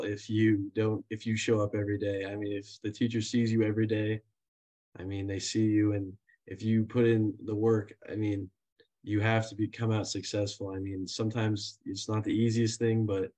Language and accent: English; Aurora, Colorado, United States; I'm from Aurora, Colorado, just outside of Denver. I attended Grandview High